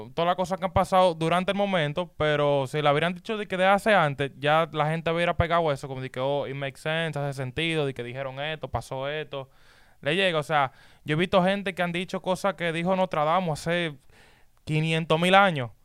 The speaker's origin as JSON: {"language": "Spanish", "country": "Dominican Republic", "moved": "yes", "said": "en mi país, en República Dominicana"}